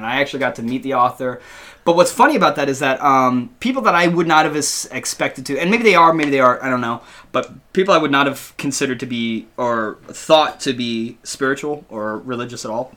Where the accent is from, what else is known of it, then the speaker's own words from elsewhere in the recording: the South, United States; growing up in the South